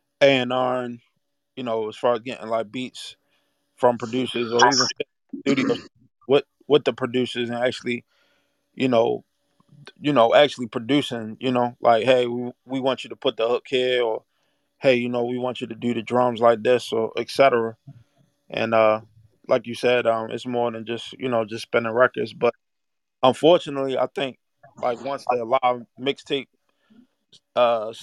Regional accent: Baltimore, Maryland, United States; I'm from Baltimore

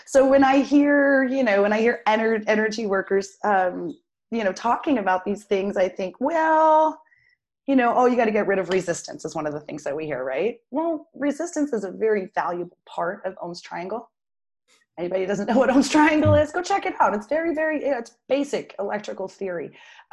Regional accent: Durango, Colorado, United States; also born or lived in Arizona; I was born in Arizona and spent most of my, you know, growing up, the place that I really call home, which who knows what that is anymore, is Durango, Colorado

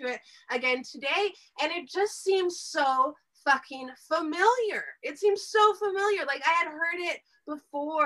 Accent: Texas, United States; moved away; I'm from Texas originally

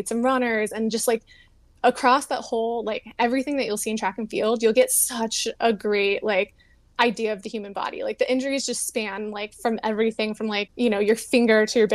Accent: Houston, Texas, United States; moved away as an adult; also born or lived in Louisiana / New Mexico; I grew up in Houston, Texas

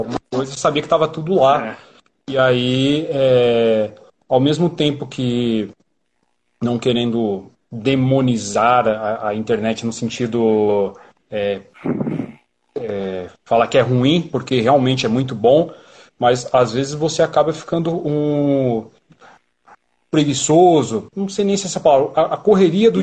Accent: São Paulo, Brazil; E eu e o Rodolfo somos da Zona Sul

